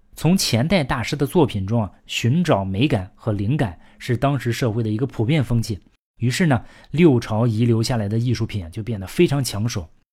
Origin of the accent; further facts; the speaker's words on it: China; 我们中国人